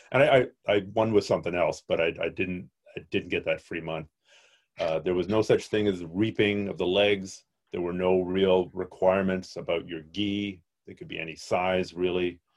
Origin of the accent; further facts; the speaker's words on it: Canada; I'm a Canadian.